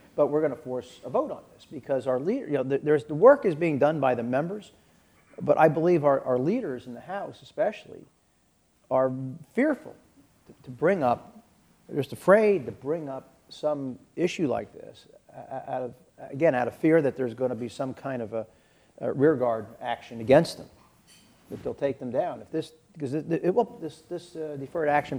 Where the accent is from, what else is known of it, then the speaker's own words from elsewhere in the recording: Pennsylvania, United States; I'm from Pennsylvania